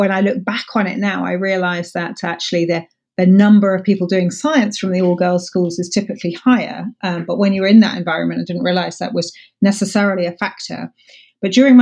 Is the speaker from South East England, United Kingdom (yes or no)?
yes; Buckinghamshire, South East England, United Kingdom; also born or lived in Paris, France / Scotland; I grew up actually outside London in Buckinghamshire with my family.